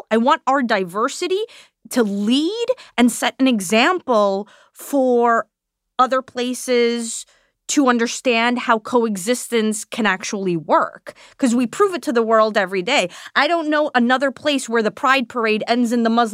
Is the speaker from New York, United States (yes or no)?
yes; New York City, New York, United States; I'm born and raised in my district